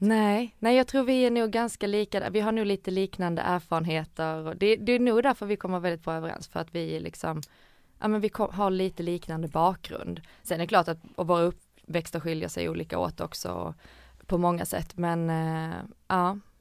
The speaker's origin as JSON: {"language": "Swedish", "town": "Ängelholm", "region": "Skåne", "country": "Sweden", "tie": "born or raised there", "also_born_or_lived": "Helsingborg / Gothenburg", "moved": "as an adult", "said": "jag är uppvuxen i Skåne, i Ängelholm"}